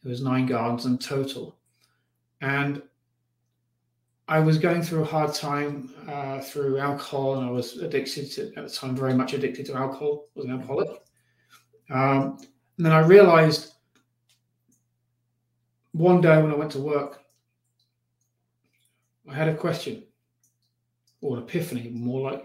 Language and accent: English; United Kingdom; also born or lived in Los Angeles; now in Colorado, United States; I'm originally from the UK